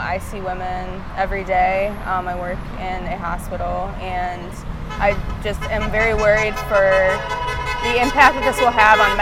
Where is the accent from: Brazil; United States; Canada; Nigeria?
United States; Toledo, Ohio; now in Columbus, United States; I am originally from Toledo